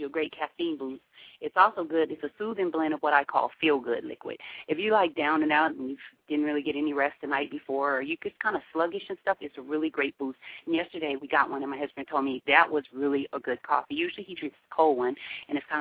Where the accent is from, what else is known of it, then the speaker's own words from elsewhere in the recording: Seattle, Washington, United States; growing up in Seattle, we had them when we were little kids